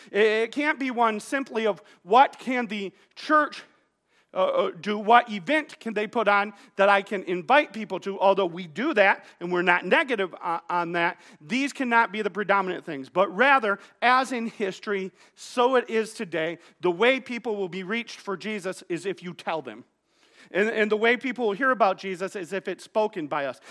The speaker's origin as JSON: {"language": "English", "town": "Wyoming", "region": "Michigan", "country": "United States", "tie": "born or raised there", "said": "I grew up here in Wyoming, here in Godwin Heights"}